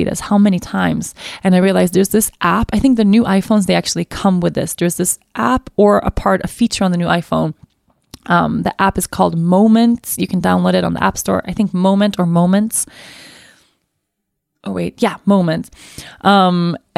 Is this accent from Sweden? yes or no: yes; Sweden; I come from Sweden, but I've always been interested to know more about my ancestry.